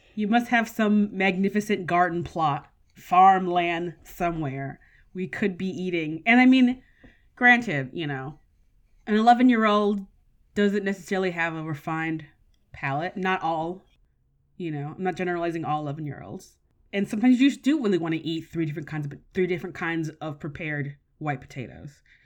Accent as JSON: {"language": "English", "country": "United States", "said": "I'm an American"}